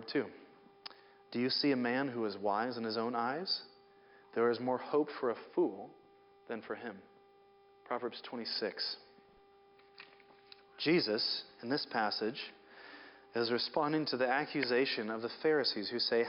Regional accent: Seattle, Washington, United States; I grew up in Seattle, which is mostly hills like this

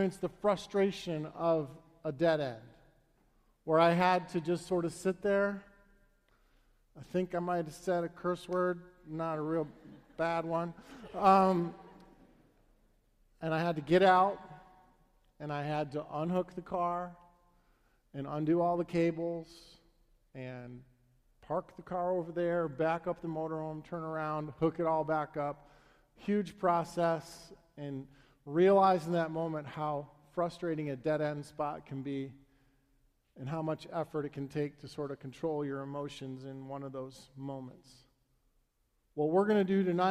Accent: Northbrook, Illinois, United States; I grew up in Northbrook, Illinois.

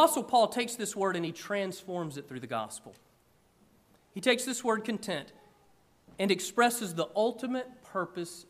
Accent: about an hour outside of Atlanta, Georgia, United States; when I was a kid growing up in Georgia, one of my favorite things to do, I grew up about an hour outside of Atlanta

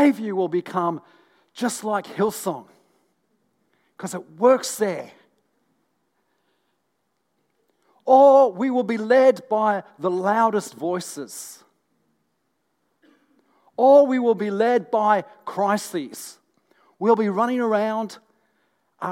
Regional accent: North East England, United Kingdom; when I was a young boy, growing up in the northeast of England

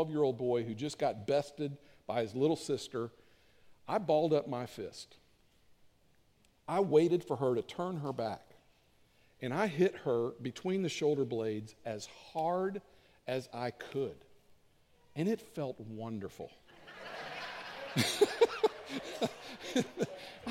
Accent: Cincinnati, Ohio, United States; I grew up in the Cincinnati area

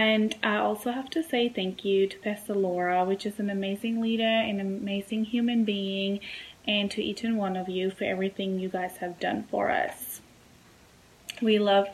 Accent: Germany; moved away; I was born and raised in Germany

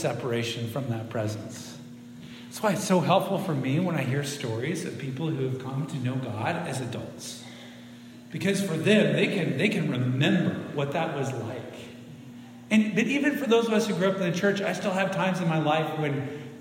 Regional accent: Central Oregon, United States; moved away as an adult; also born or lived in Spokane, Washington / Marysville, Washington; I grew up in Central Oregon, east side.

